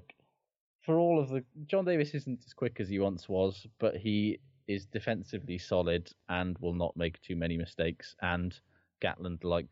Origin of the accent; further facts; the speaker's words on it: Welsh, Wales, United Kingdom; I'm Welsh